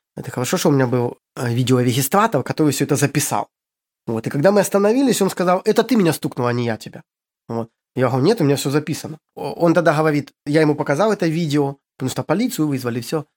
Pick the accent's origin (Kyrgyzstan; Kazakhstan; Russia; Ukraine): Ukraine; moved away as an adult; also born or lived in Syria / Egypt; now in Cambodia; сам я с Украины